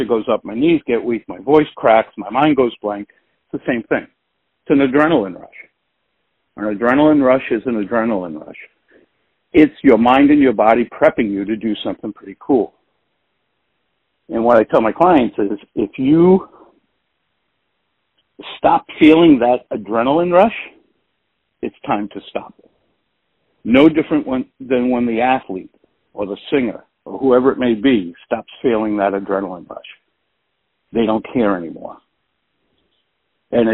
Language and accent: English; Providence, Rhode Island, United States; I grew up in Providence, Rhode Island. I live right outside of there now